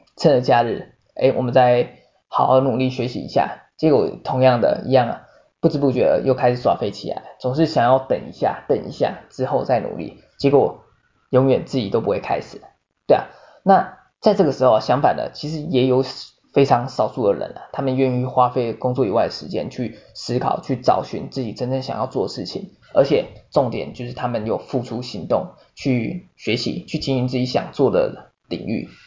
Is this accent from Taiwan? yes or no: yes; Taiwan; 我们台湾人